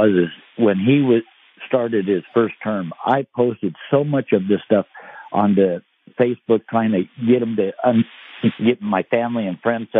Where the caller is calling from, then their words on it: Seattle, Washington, United States; Seattle, Washington.